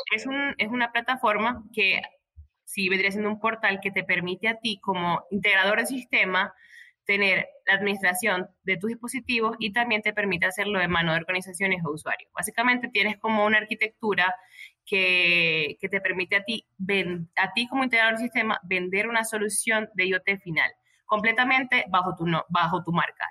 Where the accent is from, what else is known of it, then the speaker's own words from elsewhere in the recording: Maracaibo, Zulia, Venezuela; moved away as an adult; now in Medellín, Colombia; soy de Venezuela, vivo en Colombia, en Medellín, pero soy de Venezuela, maracucha con orgullo